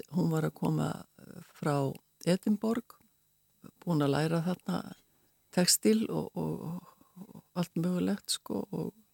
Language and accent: Icelandic; Reykjavík, Capital Region, Iceland; also born or lived in Westfjords / Ísafjörður / Arnarfjörður / Stockholm; Ég er sko fætt og uppalinn í Reykjavík en ég er ætti frá Vestfjörðum